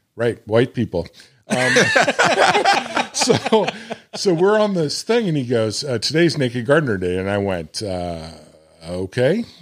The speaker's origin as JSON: {"language": "English", "region": "Arkansas", "country": "United States", "said": "I'm from Arkansas. We're fucking pretty loose down here"}